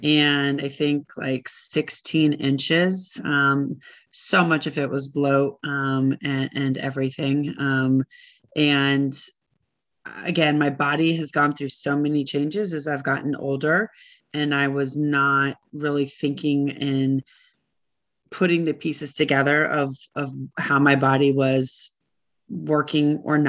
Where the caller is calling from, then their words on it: Richmond, Virginia, United States; I am calling from Richmond, Virginia.